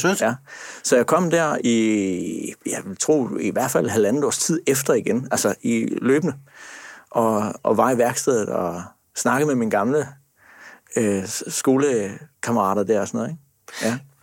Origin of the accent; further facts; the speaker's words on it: Sønderborg, Southern Denmark, Denmark; Jeg kommer fra Sønderborg